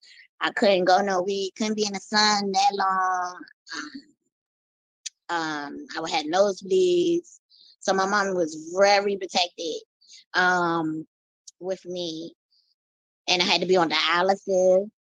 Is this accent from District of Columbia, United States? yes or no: yes; Washington, District of Columbia, United States; also born or lived in Maryland; Yes, I'm from Washington, D.C. Me and my mommy, we used to live in Maryland, but then we moved to Washington, D.C. So I've been in Washington, D.C. for a while.